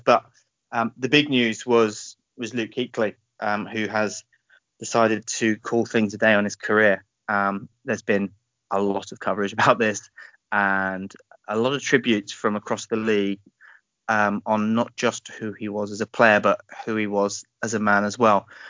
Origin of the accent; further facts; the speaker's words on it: United Kingdom; We are British as well, so feel free to have a good laugh at our accents